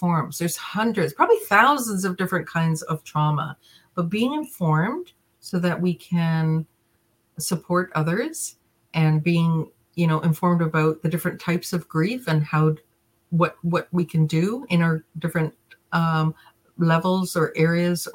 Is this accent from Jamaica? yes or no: yes; Jamaica; I was born in Jamaica.